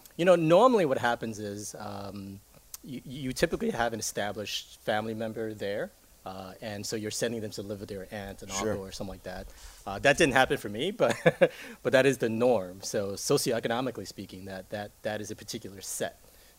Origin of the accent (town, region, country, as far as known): New York, United States; born or raised there; English is a second language; also born or lived in Taiwan